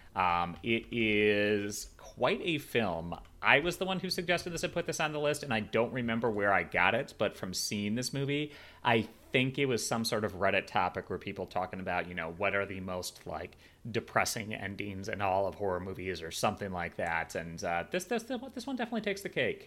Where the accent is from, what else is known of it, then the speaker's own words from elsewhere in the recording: Chicago, Illinois, United States; moved away; my hometown of Chicago